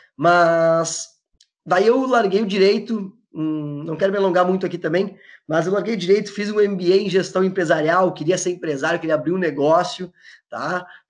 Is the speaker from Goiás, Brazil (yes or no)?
no; Porto Alegre, Rio Grande do Sul, Brazil; eu sou eu sou daqui de Porto Alegre, do Rio Grande do Sul